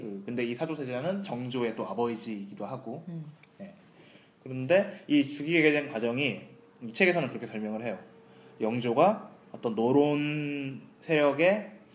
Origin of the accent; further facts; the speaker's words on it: Andong, North Gyeongsang, South Korea; 고향은 경상북도 안동입니다